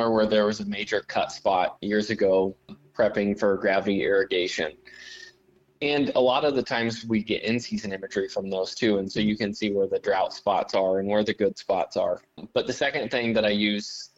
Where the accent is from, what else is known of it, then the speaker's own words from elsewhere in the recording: Axtell, Nebraska, United States; I'm from Axtell, Nebraska, and I run a business called Acre Insights LLC here in South Central Nebraska